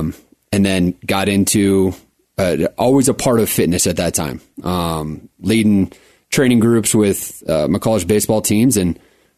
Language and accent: English; Centennial, Colorado, United States; also born or lived in Phoenix, Arizona / Fort Collins, Colorado; now in Colorado Springs, United States; Cherry Creek High School in Denver, Centennial area.